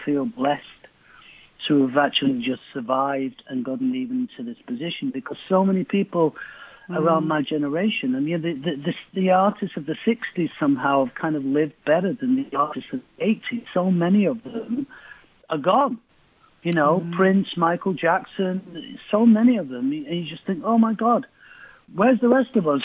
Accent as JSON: {"language": "English", "town": "Manchester", "region": "North West England", "country": "United Kingdom", "tie": "born or raised there", "said": "I grew up in East Manchester"}